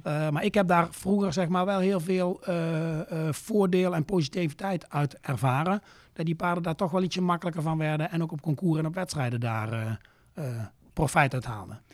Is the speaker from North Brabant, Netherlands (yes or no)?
yes; Luyksgestel, North Brabant, Netherlands; Ik eh, kom uit het eh, Brabantse plaatsje Luik-Scherstel. Ja. Ligt zeg maar tegen de Belgische grens aan, nog 25 kilometer onder Eindhoven